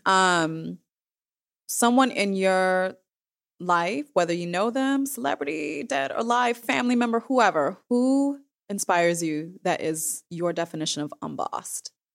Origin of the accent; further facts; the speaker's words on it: Midwest, United States; I am from the Midwest